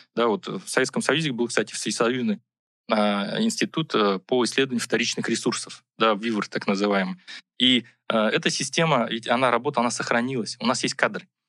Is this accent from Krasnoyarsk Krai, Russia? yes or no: no; Buryatia, Russia; moved away; я сам из Бурятии, и, и вот, э, Байкал, да, вот, э, родина